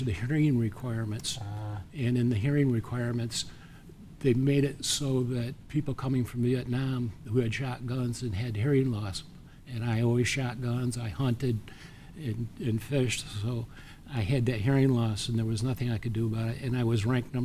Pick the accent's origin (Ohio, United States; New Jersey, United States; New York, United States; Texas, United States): New York, United States; Horseheads; now in Oneonta, United States; I decided on Ithaca College because it was close to my hometown of Horseheads, New York